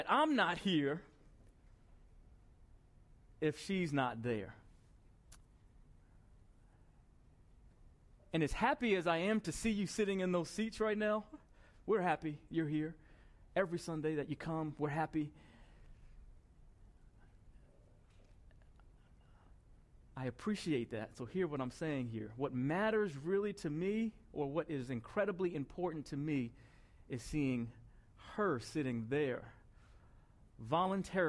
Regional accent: Bellmore, New York, United States; I grew up in Belmore, New York

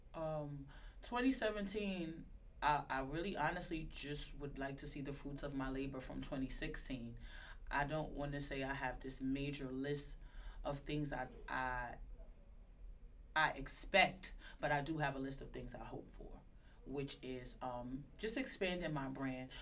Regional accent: New York City, New York, United States; I was born in Crown Heights

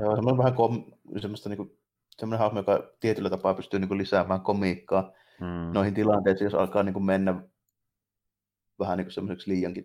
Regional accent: Jyväskylä, Central Finland, Finland; ne tietää mistä kaupungista mä oon kotoisin saman tien, kuin mä avaan

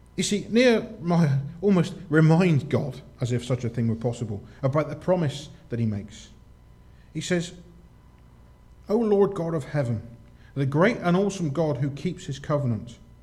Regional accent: United Kingdom; we're British

